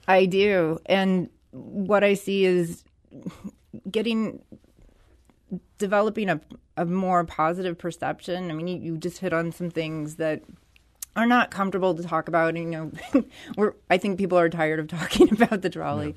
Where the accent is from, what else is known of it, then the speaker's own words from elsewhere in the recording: St. Louis, Missouri, United States; I was born and raised in Skinker de Bolivar.